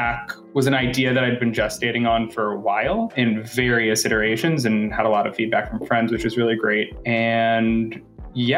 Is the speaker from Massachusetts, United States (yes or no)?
yes; Boston, Massachusetts, United States; moved away as an adult; now in Los Angeles, United States; Originally, I'm from Boston, but I've lived in LA for almost 6 years